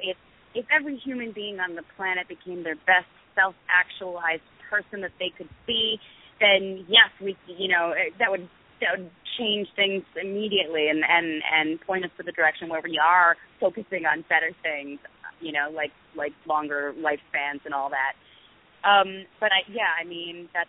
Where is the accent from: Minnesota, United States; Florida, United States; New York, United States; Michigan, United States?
New York, United States; I grew up in New York, so I was very much encouraged to be a liberal and a Democrat.